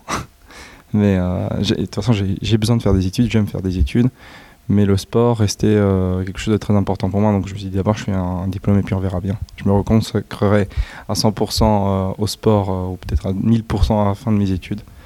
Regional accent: Italy; moi je suis italien

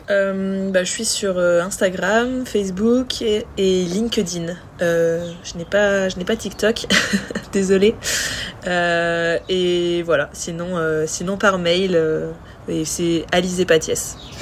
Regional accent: France; on est on est française, on était toutes les deux françaises

